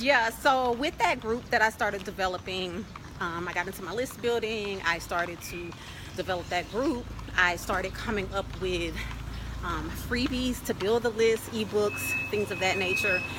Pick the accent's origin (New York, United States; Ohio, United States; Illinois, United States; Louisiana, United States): Louisiana, United States; also born or lived in Dallas, Texas / Northern California; now in Chiang Mai, Thailand; I'm originally from Louisiana